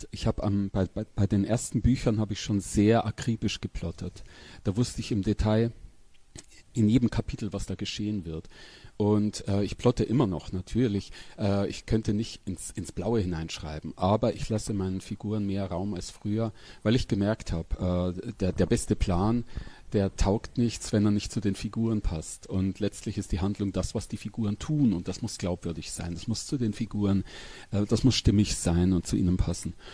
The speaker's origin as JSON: {"language": "German", "town": "Pressath", "region": "Bavaria", "country": "Germany", "tie": "born or raised there", "also_born_or_lived": "Weiden", "said": "Umgekehrt, ich bin in Pressart aufgewachsen bei Weiden. Weiden bin ich geboren, weil da das Krankenhaus ist."}